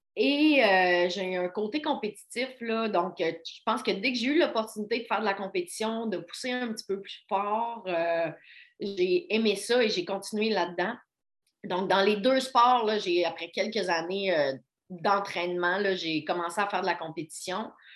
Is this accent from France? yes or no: no; Baie-Comeau, Quebec, Canada; moved away as an adult; also born or lived in Hull (Gatineau), Quebec; now in Quebec City, Canada; j'ai grandi à Bécomo, sur la côte nord. moi, je suis née, par contre, à Hull pour le travail. Mes parents étaient déménagés là. mais je suis déménagée à, 5, à 4 ou 5 ans sur la Côte-Nord